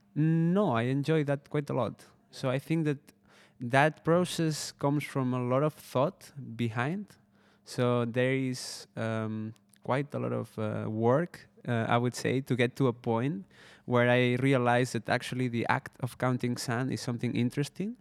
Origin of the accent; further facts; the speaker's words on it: Spain; moved away as an adult; also born or lived in Barcelona; now in Netherlands; I'm from Spain, uh, and I studied, uh, audiovisual design for two years in Barcelona.